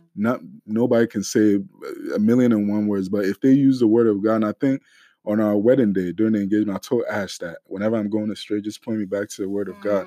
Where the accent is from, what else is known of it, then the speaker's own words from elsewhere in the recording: Ghana; we're Ghanaian